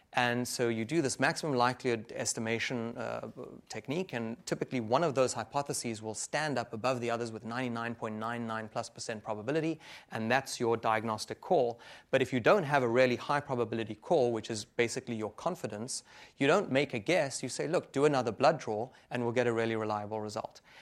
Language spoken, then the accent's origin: English; Johannesburg, Gauteng, South Africa; moved away; Africa, in Johannesburg, my hometown